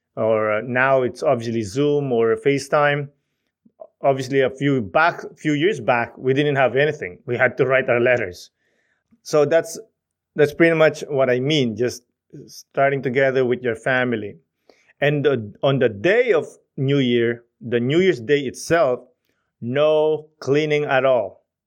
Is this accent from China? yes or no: no; Philippines; moved away; Growing up in the Philippines, you know, seeing your cousins, seeing your aunts and uncles